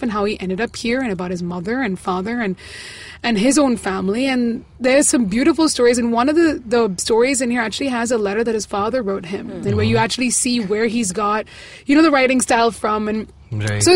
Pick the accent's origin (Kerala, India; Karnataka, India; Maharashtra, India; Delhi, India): Kerala, India; Tiruvalla; moved away; I was in Kerala for 2 weeks in my hometown, Tiruvalla.